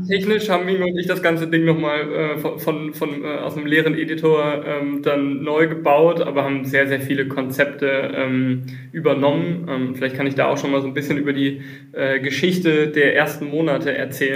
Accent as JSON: {"language": "German", "town": "Düsseldorf", "region": "North Rhine-Westphalia", "country": "Germany", "moved": "as an adult", "lives_now": "Mannheim, Germany", "said": "ich bin ursprünglich Düsseldorfer, aber seit, äh, wie man es hier im Hintergrund sieht, 13 äh, Jahren Wahl Mannheimer"}